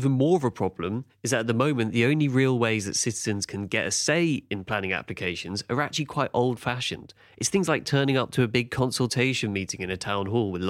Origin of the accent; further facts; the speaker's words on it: London, United Kingdom; I grew up in Clapham Junction in the 1990s